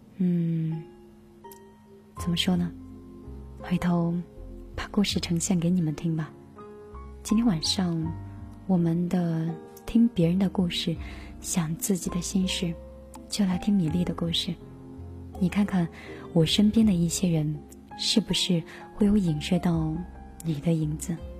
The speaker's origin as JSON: {"language": "Chinese", "town": "Hefei", "region": "Anhui", "country": "China", "said": "我是合肥的，是的，我是八零后，是的，我是实体台的主持人"}